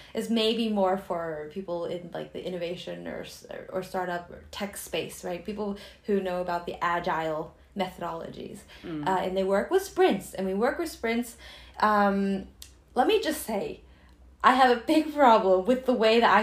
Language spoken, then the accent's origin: English; United States; being Chinese American or Asian Americans